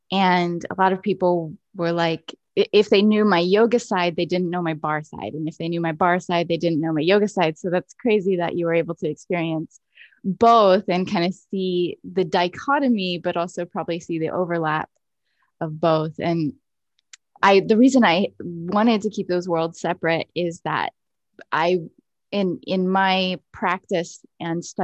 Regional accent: United States; Like, I'm so American and ignorant to these different ways of being in the world.

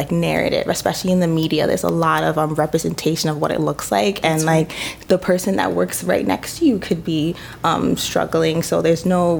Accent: New York City, New York, United States; I'm from the Bronx

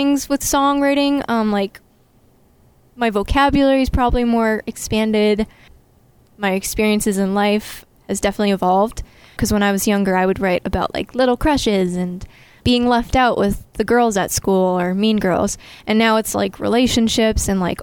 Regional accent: Lynnfield, Massachusetts, United States; I am from Lynnfield, Massachusetts. So it's a little small town in the North Shore

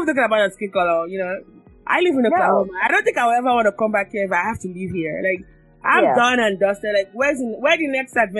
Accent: Lagos, Nigeria; I'm from Lagos. I've seen all kinds of traffic. I ain't coming to the U.S. to replicate that.

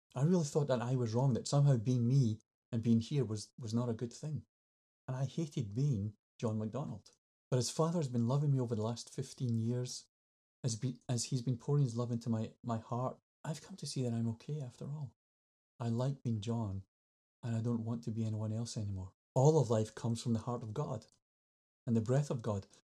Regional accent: Scotland, United Kingdom; I'm Scottish

